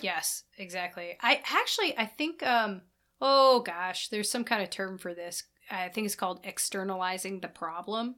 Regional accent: Midwest, United States; we're both from Midwest

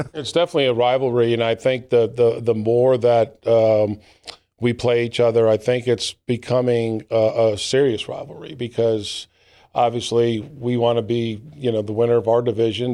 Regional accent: New Britain, Connecticut, United States; moved away as an adult; now in Gastonia, United States; my hometown or close to my hometown in New Britain, Connecticut

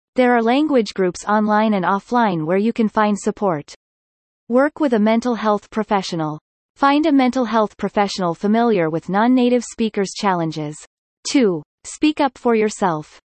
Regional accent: Dubai, United Arab Emirates; first language English; moved away; also born or lived in United States; Though I didn't grow up in India, I was born and raised in Dubai

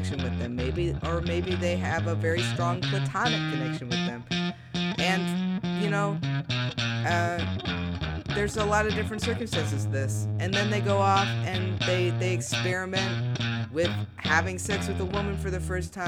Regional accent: Midwest, United States; growing up in the Midwest

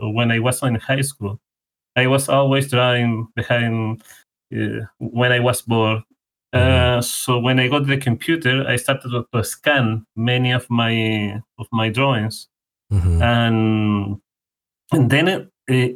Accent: Chile; first language Spanish; English is a second language; I'm from Chile. So for people that are listening, my main language is Spanish

